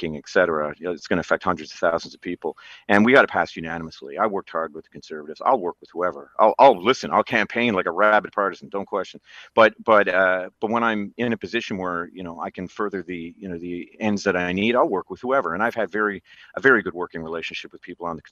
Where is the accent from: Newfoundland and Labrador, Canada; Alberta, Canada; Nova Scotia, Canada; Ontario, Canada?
Newfoundland and Labrador, Canada; I grew up in Newfoundland, an island in the middle of the North Atlantic.